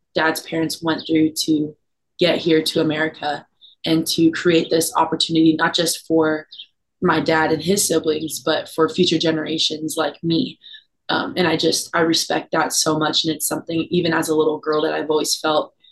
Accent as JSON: {"language": "English", "town": "Oceanside", "region": "California", "country": "United States", "tie": "born or raised there", "said": "coming out of Oceanside, my hometown"}